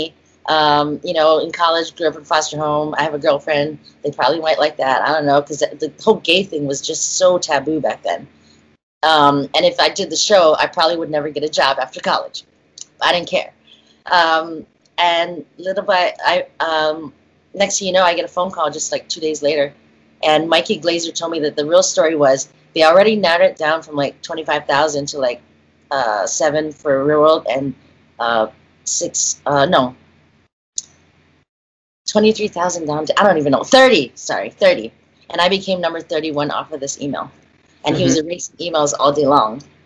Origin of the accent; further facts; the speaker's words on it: Hawaii, United States; moved away as an adult; also born or lived in New Jersey; I grew up in Hawaii.